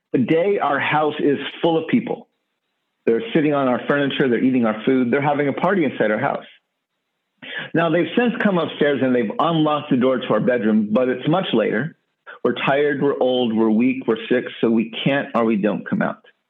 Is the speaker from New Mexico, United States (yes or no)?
yes; Gallup, New Mexico, United States; I grew up in the near the Navajo Nation in a border town known as Gallup, New Mexico